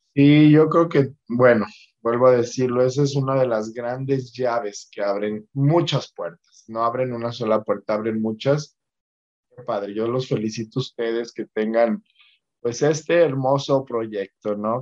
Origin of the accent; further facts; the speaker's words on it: Mexico; como mexicanos